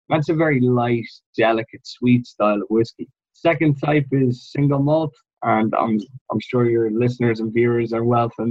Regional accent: Ireland

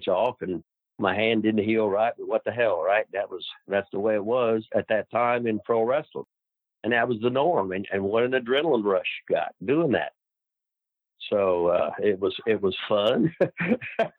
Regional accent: Seymour, Indiana, United States; I was from Seymour, Indiana, population 12,000 or whatever.

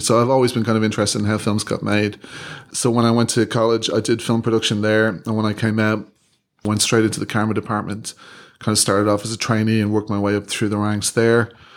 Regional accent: Ireland; moved away as an adult; when I was growing up in Ireland

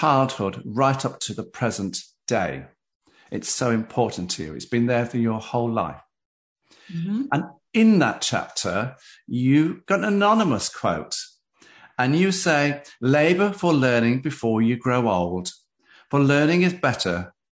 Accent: Derby, East Midlands, United Kingdom; I'm from Derby in the United Kingdom

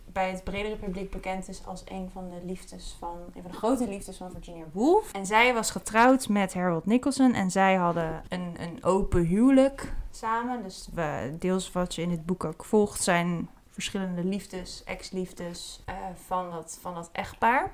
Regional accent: Netherlands; als Nederlander

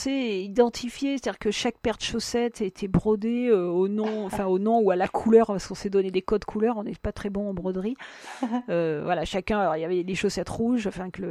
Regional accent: Peru; born there; moi je suis née au Pérou, donc pour moi c'est un continent enfin le Pérou déjà un pays en tant que pays

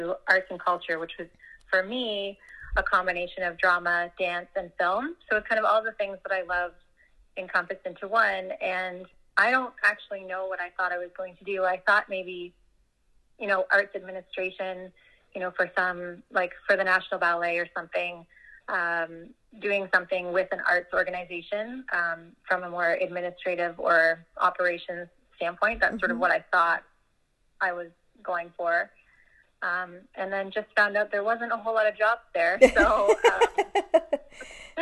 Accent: Burlington, Ontario, Canada; I'm from Burlington, about 45 minutes west of Toronto. I've spent most of my life here in Burlington

